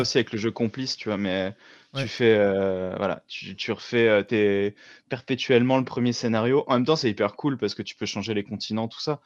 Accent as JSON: {"language": "French", "country": "France", "also_born_or_lived": "Chambéry, Savoie (lives)", "said": "je suis français, mais à la base, c'est italien, euh, la région de Venise."}